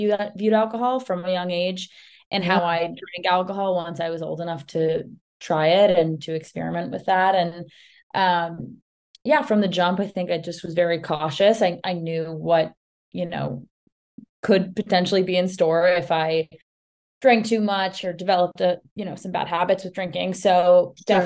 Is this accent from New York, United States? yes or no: yes; New York City, New York, United States; I grew up in Manhattan